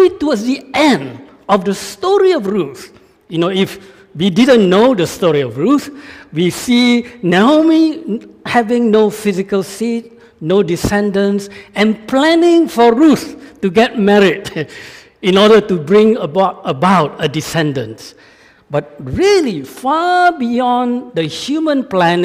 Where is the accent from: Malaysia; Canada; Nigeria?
Malaysia; moved away; I'm from Malaysia